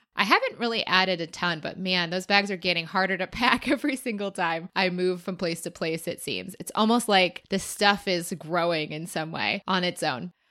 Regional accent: Chicago, Illinois, United States; I am from Chicago

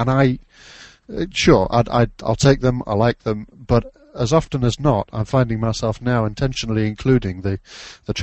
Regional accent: Derby, East Midlands, United Kingdom; moved away as an adult; now in Cheshire, United Kingdom; I'm from the UK. I grew up in Derbyshire, which is around about smack bang in the middle of the British Isles

